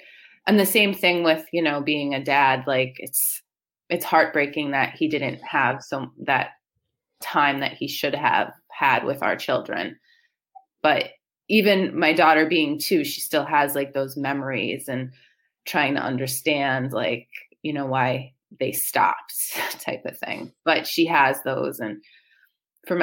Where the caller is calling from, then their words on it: Waldwick, New Jersey, United States; So I'm from Waldwick, New Jersey.